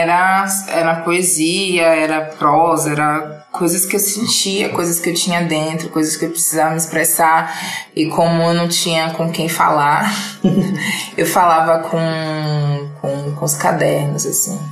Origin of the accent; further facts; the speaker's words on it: Salvador, Bahia, Brazil; moved away as an adult; now in São Paulo, Brazil; Eu sou de Salvador, com 25 anos